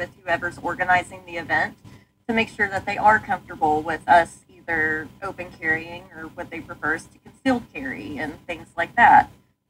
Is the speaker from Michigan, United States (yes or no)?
no; Texas, United States; Like I grew up in North Texas.